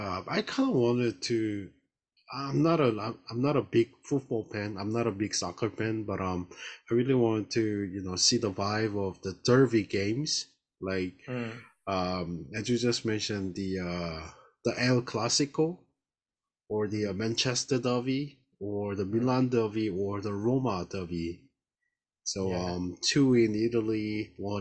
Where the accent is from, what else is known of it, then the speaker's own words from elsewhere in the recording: Daegu, South Korea; my hometown, Daegu